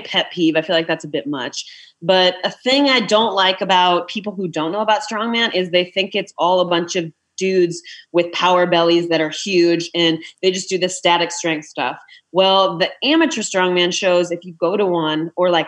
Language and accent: English; Iowa, United States; I'm from Iowa.